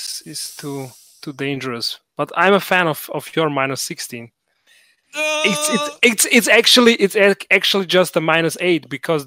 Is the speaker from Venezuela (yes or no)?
no; Bosnia & Herzegovina; now in Austria; I'm now in Austria, but I'm origin from Bosnia